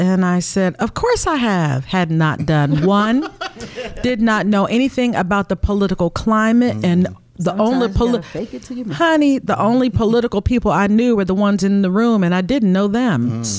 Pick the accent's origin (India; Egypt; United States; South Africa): United States; Omaha, Nebraska; now in Baltimore, United States; Yeah, that's where I'm from. That's where I grew up. And I came to Baltimore because my baby daddy was here, my children's father.